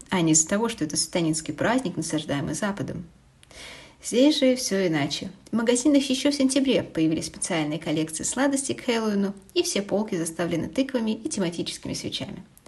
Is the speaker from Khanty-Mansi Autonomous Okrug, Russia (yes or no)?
no; Kaliningrad, Kaliningrad Oblast, Russia; moved away as an adult; Еще в детстве в Калининграде